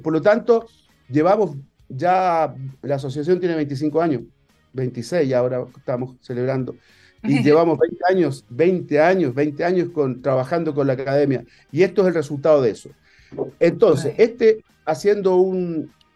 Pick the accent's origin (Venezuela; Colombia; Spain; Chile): Chile